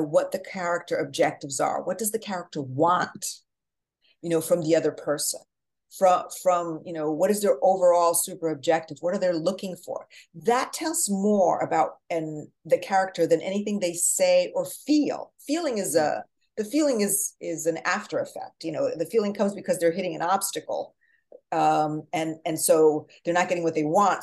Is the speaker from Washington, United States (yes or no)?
no; New Jersey, United States; also born or lived in Portugal; now in Manhattan, United States; I'm from Jersey